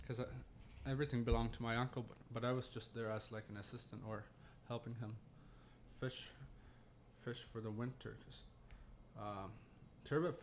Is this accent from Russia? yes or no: no; Pangnirtung, Nunavut, Canada; also born or lived in Iqaluit, Nunavut / Ontario; I was born down there, but I grew up here in Pang. Been here all my life except for 4 years.